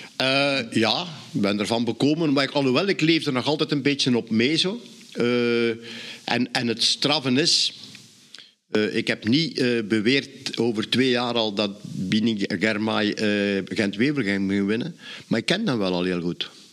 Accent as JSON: {"language": "Dutch", "region": "Flanders", "country": "Belgium", "said": "als Vlaming zijnde"}